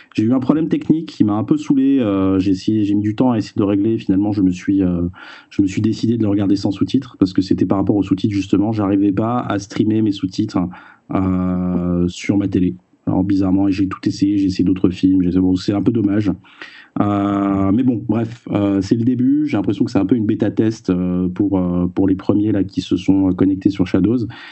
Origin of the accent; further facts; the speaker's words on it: France; chez nous en France